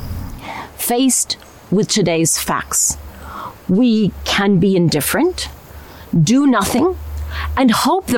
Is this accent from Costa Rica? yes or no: yes; Costa Rica; I come from Costa Rica, a country known for our deep commitment